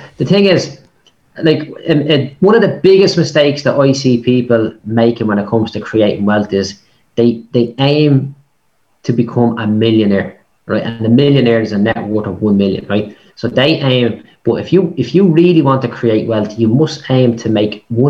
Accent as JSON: {"language": "English", "town": "Dublin", "region": "Leinster", "country": "Ireland", "said": "I'm a bricklayer from Clondalkin, right? Like, that's where I started out"}